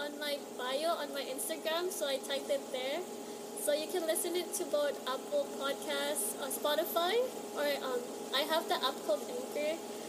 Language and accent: English; Philippines; like, the idea of my culture, like, I understand that there's so much richness in, like, being Filipino itself